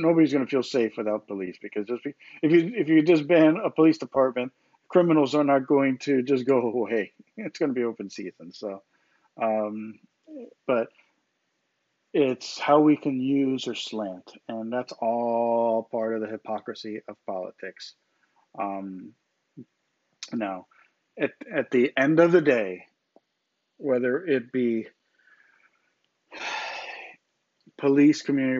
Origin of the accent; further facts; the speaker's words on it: United States; I'm an American. I was born in this country.